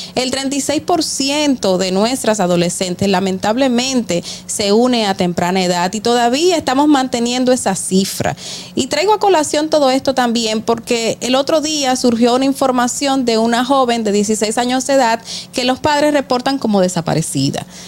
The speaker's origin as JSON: {"language": "Spanish", "country": "Dominican Republic"}